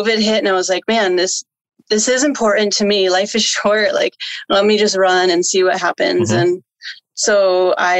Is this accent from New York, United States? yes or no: yes; New York, United States; moved away as an adult; also born or lived in Florida; now in California, United States; I'm from New York originally.